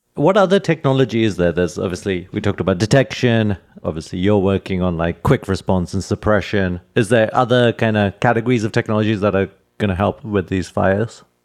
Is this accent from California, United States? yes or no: yes; California, United States; as a Californian